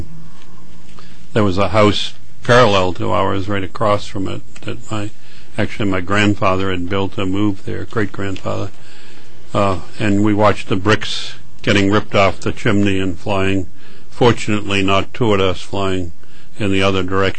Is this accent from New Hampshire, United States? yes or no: yes; Nashua, New Hampshire, United States; now in Connecticut, United States; in Nashua, New Hampshire, which is about 100 miles north of here